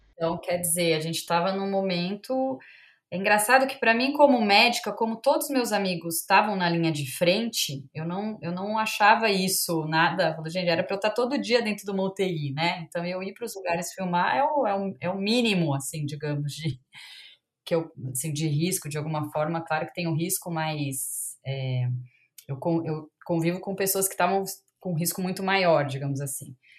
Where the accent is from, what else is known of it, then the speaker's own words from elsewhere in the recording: Campinas, São Paulo, Brazil; Eu sou de Campinas, voltei pra Campinas